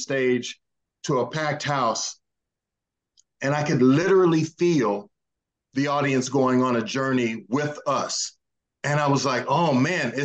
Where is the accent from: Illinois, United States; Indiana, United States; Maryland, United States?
Indiana, United States; Indianapolis; moved away as an adult; I'm from Indianapolis, Indiana